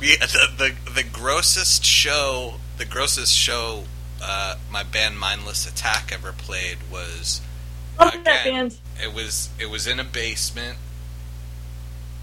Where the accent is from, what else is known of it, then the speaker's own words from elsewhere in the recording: New York, United States; moved away as an adult; now in Philadelphia, United States; I was born and raised in New York, and I moved here probably around like 15 years ago